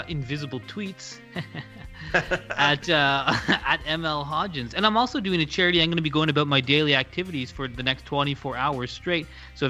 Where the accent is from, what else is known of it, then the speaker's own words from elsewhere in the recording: Canada; I'm Canadian and I don't like hockey.